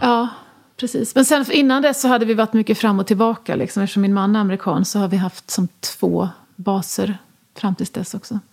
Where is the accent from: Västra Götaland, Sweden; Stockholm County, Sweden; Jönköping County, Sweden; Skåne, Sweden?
Jönköping County, Sweden; Jönköping; moved away as an adult; also born or lived in New York; vi var från Jönköping och bodde där länge